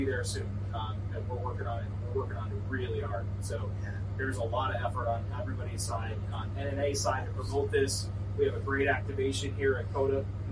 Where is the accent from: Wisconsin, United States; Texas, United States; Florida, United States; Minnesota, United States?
Wisconsin, United States; I'm from Wisconsin, so it's home for me